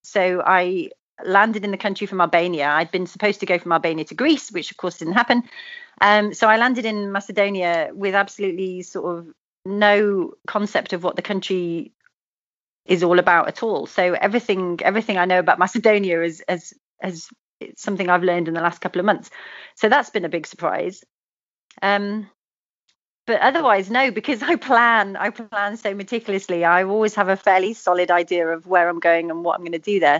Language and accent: English; United Kingdom; moved away; also born or lived in Australia; the UK because obviously it was my my home country